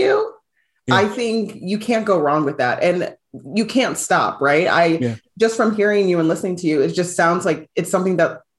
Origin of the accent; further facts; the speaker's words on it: United States; I know like being Nigerian American, like my parents want me to be set up to provide for myself.